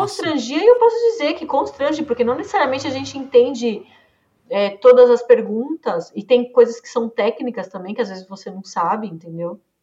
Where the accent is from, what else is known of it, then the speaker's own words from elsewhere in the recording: Brazil; E o brasileiro, no geral, a gente é muito comunicativo